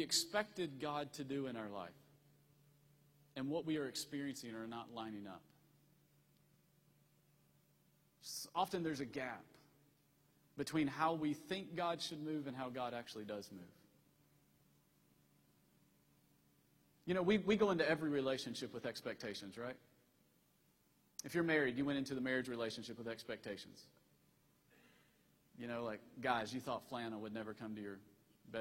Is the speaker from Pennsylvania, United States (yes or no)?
no; Tennessee, United States; moved away; also born or lived in Virginia; I'm originally from Tennessee